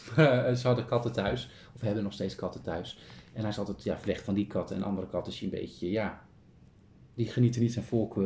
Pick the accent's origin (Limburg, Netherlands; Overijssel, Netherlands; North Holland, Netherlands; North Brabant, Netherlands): North Holland, Netherlands; Kop van Noord-Holland; we komen zelf uit Noord-Holland. Kopje Noord-Holland. Mhm. Eh, kopje, gewoon de kop van Noord-Holland.